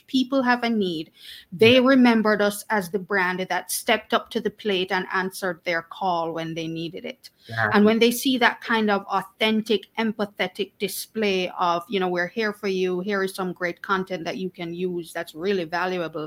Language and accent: English; Jamaica; also born or lived in Kingston; I am Jamaican, born and raised, still living in Kingston